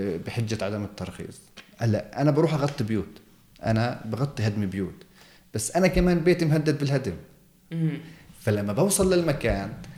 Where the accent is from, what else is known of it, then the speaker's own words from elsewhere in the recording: Jerusalem, Palestine; احنا ربينا فيها يعني أنا ولدت فيها صحيح أن أصولي بتعود لمدينة الخليل